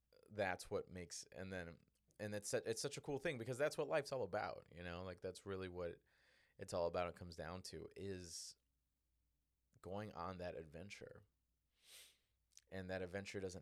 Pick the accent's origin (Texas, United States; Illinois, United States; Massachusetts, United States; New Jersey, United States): Illinois, United States; Chicago; also born or lived in Northwest Indiana; I grew up in Southside Chicago, Northwest Indiana